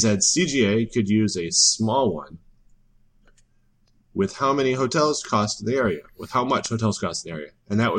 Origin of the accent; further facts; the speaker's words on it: Muskegon, Michigan, United States; I grew up in Michigan